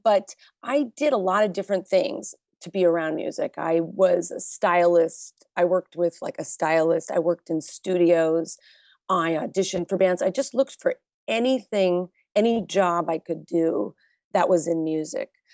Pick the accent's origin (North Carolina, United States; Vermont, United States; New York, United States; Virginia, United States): New York, United States; I am from New York, so I was going out at an early age